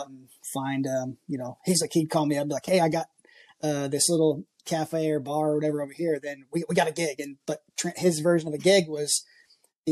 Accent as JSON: {"language": "English", "region": "Washington", "country": "United States", "tie": "born or raised there", "also_born_or_lived": "greater Seattle area", "moved": "as an adult", "lives_now": "Nashville, United States", "said": "I grew up, I'm originally from Washington State"}